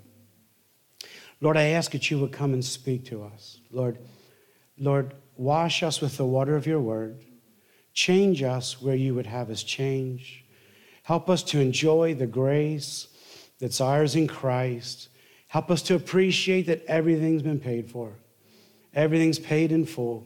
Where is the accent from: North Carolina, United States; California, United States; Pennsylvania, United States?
Pennsylvania, United States; the Northeast; I'm from the Northeast